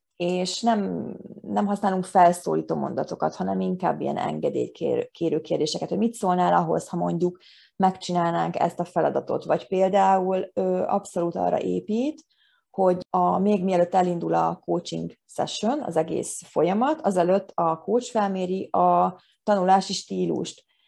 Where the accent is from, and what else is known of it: Hungary